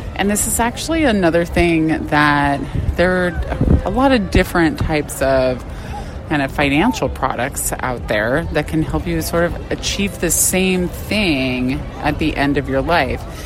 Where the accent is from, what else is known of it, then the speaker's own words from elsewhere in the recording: Arizona, United States; born and raised in Arizona